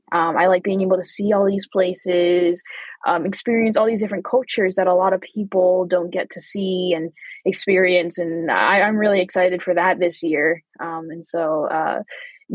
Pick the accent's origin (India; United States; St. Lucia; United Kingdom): United States; I'm American